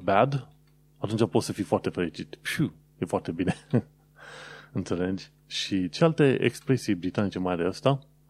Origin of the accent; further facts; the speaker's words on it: Romania; now in London, United Kingdom; sunt din România